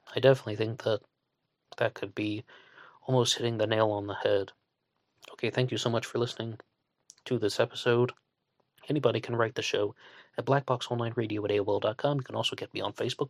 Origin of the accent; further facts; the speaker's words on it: West Virginia, United States; I'm from West Virginia, I'm not a New Yorker